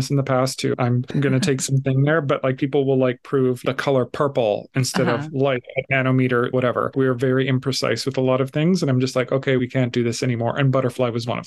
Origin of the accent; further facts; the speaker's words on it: Calgary, Alberta, Canada; I'm from Calgary